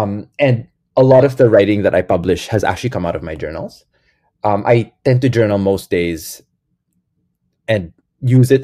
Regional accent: Quezon City, Metro Manila, Philippines; moved away as an adult; growing up in the Catholic Church in the Philippines

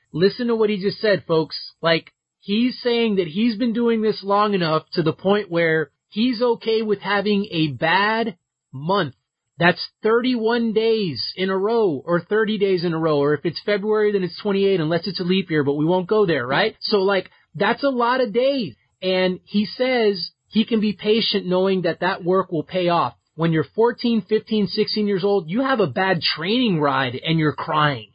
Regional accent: Miami, Florida, United States; I'm from Miami

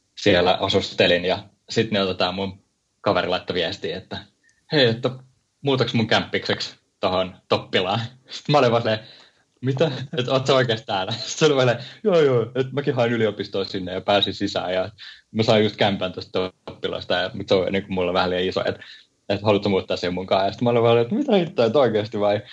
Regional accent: Helsinki, Uusimaa, Finland; moved away as an adult; also born or lived in Oulu; mä oon niin Helsingistä

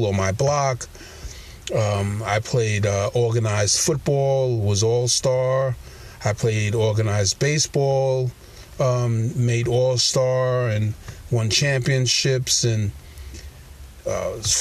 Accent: New York City, New York, United States; I was born in Brooklyn, New York

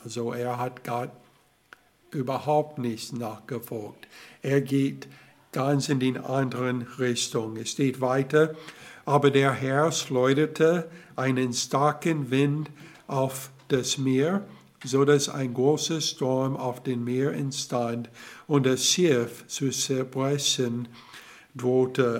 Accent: Alabama, United States; German is a second language; moved away; ich komme aus Alabama

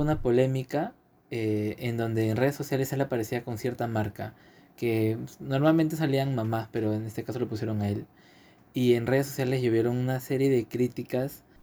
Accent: Peru; como peruanos que somos

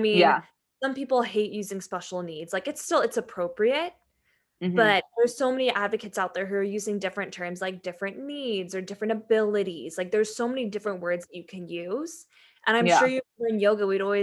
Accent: Santee, California, United States; I was born in Santee and it's a very, very white city.

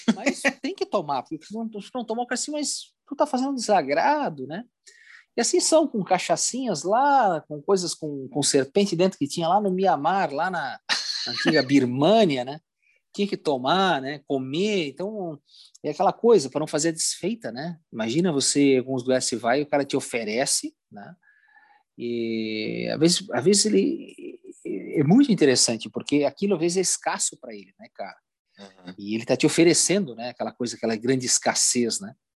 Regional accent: Brazil; sou do Brasil

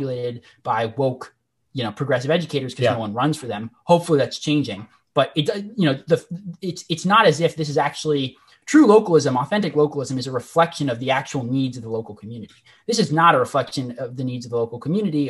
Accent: Oregon, United States; in my home state of Oregon, where I am right now.

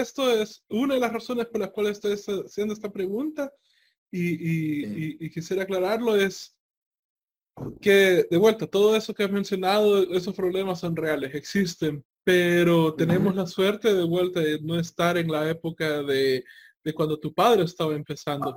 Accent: El Salvador; los precios que yo tenía en El Salvador

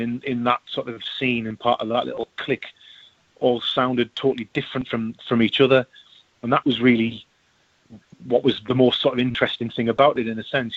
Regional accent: Sunderland, North East England, United Kingdom; moved away as an adult; now in Newcastle upon Tyne, United Kingdom; I'm, I'm from Sunderland.

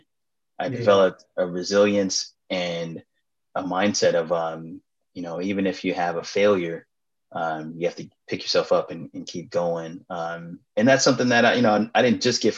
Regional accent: Los Angeles, California, United States; I was in Food from the Hood in high school. A student-owned salad dressing company at Crenshaw High School.

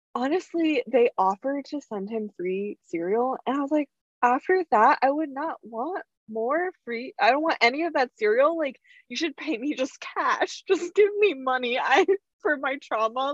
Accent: Plainsboro, New Jersey, United States; also born or lived in Rhode Island; when people ask me what my where my hometown is i say plainsboro

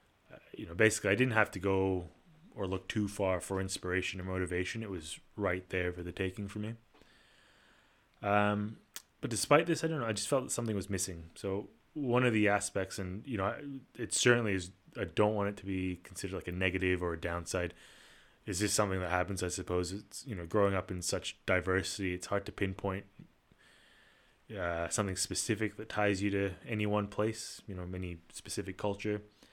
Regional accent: Kuala Lumpur, Federal Territory of Kuala Lumpur, Malaysia; also born or lived in Singapore; I was born in Kuala Lumpur, Malaysia. Come from a fairly diverse background. My mom's Malaysian and my dad's Italian. Sort of in addition to the diversity at home, I was also privileged to grow up in the international or expat community in Kuala Lumpur

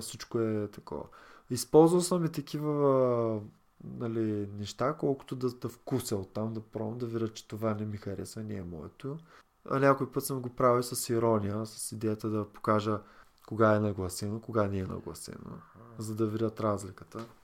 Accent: Varna, Varna Province, Bulgaria; От Варна съм

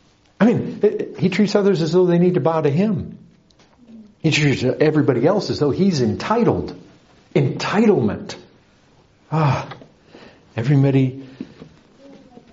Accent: Paw Paw, Michigan, United States; moved away; also born or lived in Kalamazoo, Michigan; My hometown was about 20 miles away

